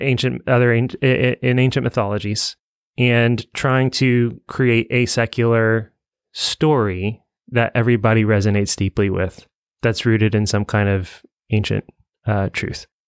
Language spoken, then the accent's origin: English; Evansville, Indiana, United States; I grew up in Evansville